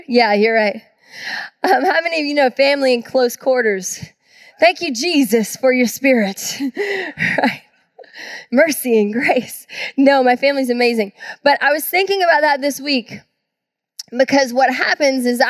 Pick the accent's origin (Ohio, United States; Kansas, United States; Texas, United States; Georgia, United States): Georgia, United States; now in Tacoma, United States; I grew up in the South in Georgia